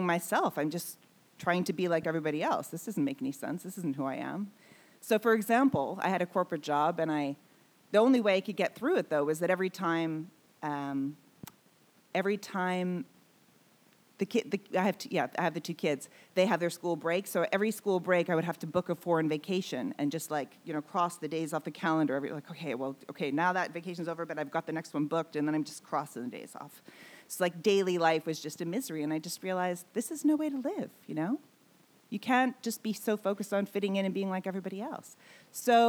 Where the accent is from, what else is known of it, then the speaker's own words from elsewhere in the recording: Manitoba, Canada; also born or lived in Vancouver; now in Sweden; the tiny town I come from in Manitoba, we have immigrants from everywhere